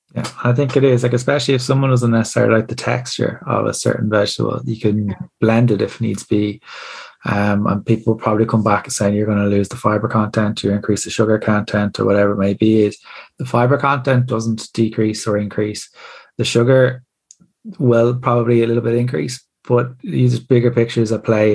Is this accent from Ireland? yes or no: yes; Ireland; As Irish people